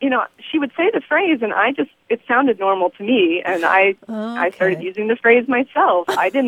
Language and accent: English; Texas, United States; moved away as an adult; also born or lived in Houston / Austin; now in San Diego, United States; So, I'm actually from Texas. I lived in Houston and Austin most of my life